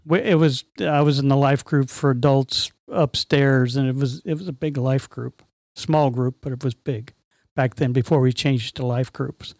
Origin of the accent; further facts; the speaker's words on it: Bethesda, Maryland, United States; I was born in Bethesda, Maryland